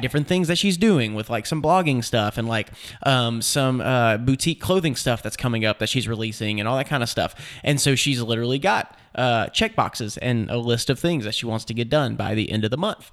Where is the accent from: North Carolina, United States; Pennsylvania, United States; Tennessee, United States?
Tennessee, United States; Nashville; I'm from Nashville